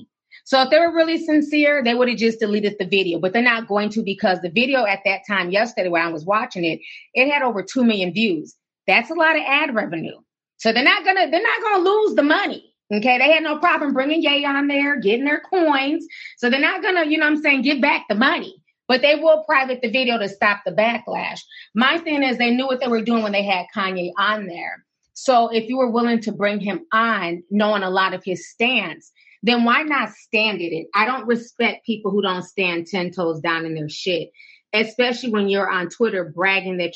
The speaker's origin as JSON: {"language": "English", "town": "Minneapolis", "region": "Minnesota", "country": "United States", "tie": "born or raised there", "also_born_or_lived": "St. Paul", "said": "coming from the Twin Cities, growing up in Minneapolis and St. Paul"}